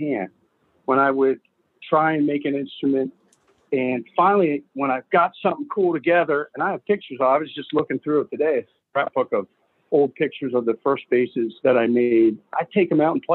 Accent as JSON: {"language": "English", "town": "York", "region": "Pennsylvania", "country": "United States", "tie": "born or raised there", "moved": "as an adult", "lives_now": "Maryland, United States", "said": "I grew up in York, PA, which was an hour and a half across Maryland"}